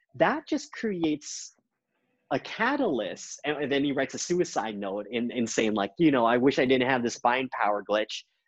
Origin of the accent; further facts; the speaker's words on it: Canada; I, I've come as a Canadian